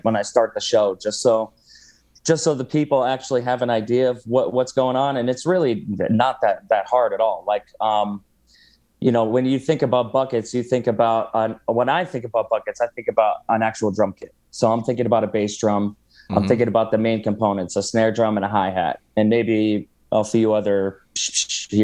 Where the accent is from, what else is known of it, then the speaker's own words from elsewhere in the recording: Toms River, New Jersey, United States; moved away as an adult; also born or lived in Los Angeles; now in Las Vegas, United States; So I moved from Toms River to LA when I was 19 years old.